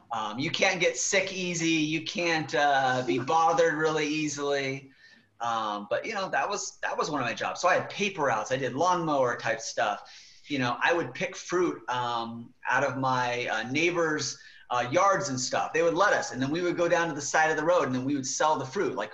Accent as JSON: {"language": "English", "town": "Killeen", "region": "Texas", "country": "United States", "tie": "born there", "also_born_or_lived": "West Germany", "said": "i was born in Killeen texas fort hood texas"}